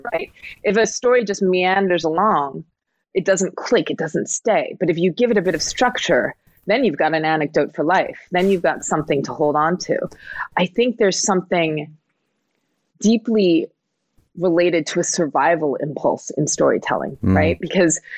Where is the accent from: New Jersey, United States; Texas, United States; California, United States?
New Jersey, United States; I was born in New Jersey to, you know, immigrant parents